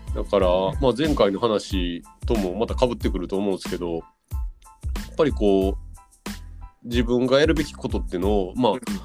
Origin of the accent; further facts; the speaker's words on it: Osaka, Japan; 私は大阪出身